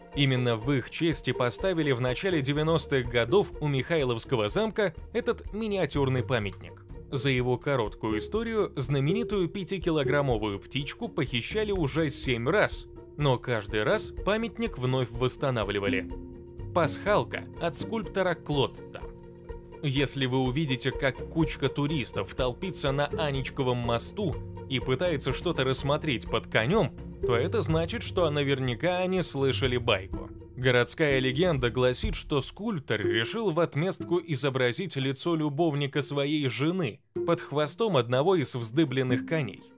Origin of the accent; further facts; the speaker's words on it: Saint Petersburg, Russia; Я родился и вырос в Санкт-Петербурге